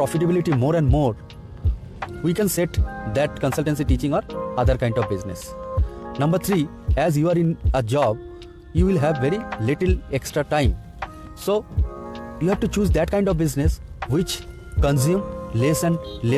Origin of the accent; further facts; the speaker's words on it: India; from India.